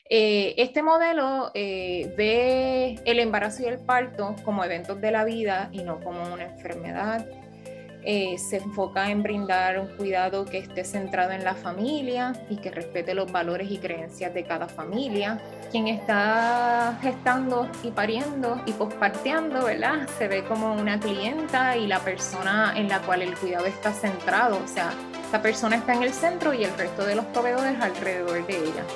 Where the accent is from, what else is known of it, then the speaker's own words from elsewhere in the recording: Ciales, Puerto Rico; also born or lived in Washington, United States; soy una puertorriqueña, criada en Ciales en gran parte de mi niñez